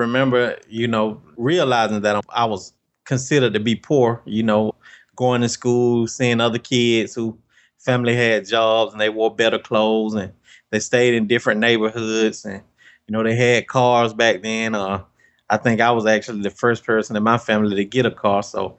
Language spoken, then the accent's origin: English; Albany, Georgia, United States; born or raised there